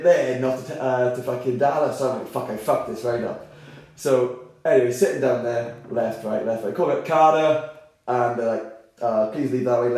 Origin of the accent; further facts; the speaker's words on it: Wales, United Kingdom; we come from Wales